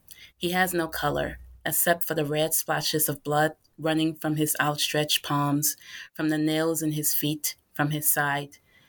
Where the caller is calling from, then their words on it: Carlisle, Pennsylvania, United States; I am currently calling from Carlisle, Pennsylvania, where I'm working on actually trying to get some writers together to talk about craft.